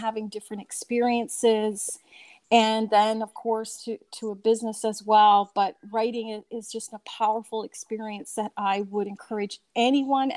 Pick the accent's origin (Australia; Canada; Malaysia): Canada; Newfoundland and Labrador; growing up in Newfoundland